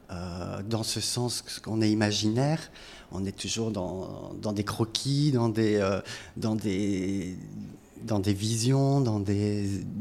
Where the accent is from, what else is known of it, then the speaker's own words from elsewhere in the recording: France; moved away as an adult; also born or lived in Brussels, Belgium; Je suis français.